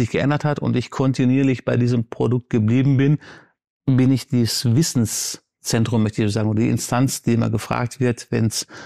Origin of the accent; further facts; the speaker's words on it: Baghdad, Baghdad Governorate, Iraq; born there; aber meine Mutter ist in Syrien geboren, in Aleppo und ich bin in Bagdad geboren. Meine Eltern haben sich in Bagdad kennengelernt, aber dieses Multikulti ist in mir